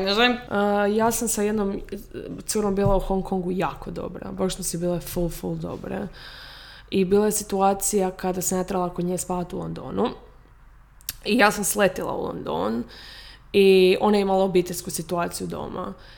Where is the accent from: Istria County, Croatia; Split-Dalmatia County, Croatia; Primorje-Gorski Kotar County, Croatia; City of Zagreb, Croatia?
Primorje-Gorski Kotar County, Croatia; Rijeka; moved away; živimo, iz Rijeke smo.